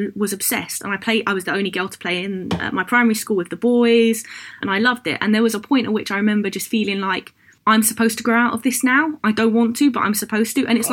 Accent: London, United Kingdom; I grew up in Hoxton in Hackney

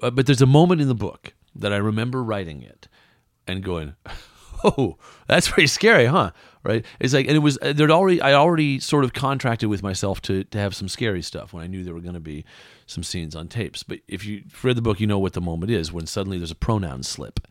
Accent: West Coast, United States; moved away; also born or lived in Iowa; I'm from the West Coast, and where I grew up, nobody's from there usually.

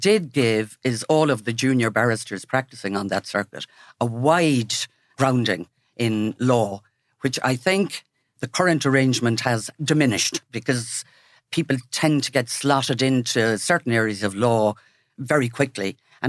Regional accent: Wexford, Leinster, Ireland; I grew up in Wexford.

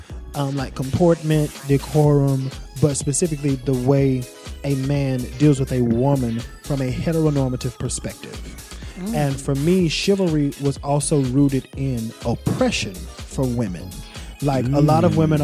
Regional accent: the South, United States; now in New York, United States; I'm Southern

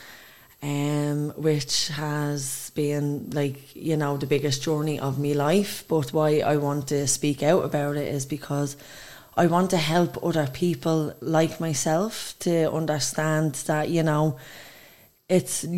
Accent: Dublin, Leinster, Ireland; I come from Dublin. Dublin 1

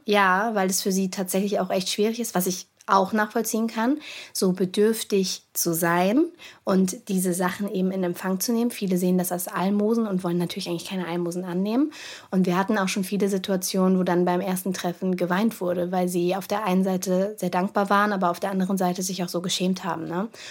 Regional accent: Cologne, North Rhine-Westphalia, Germany; meiner Heimatstadt

